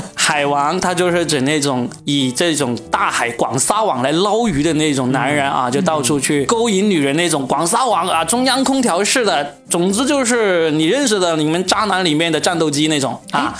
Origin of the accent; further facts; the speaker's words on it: Guangdong, China; 我们广东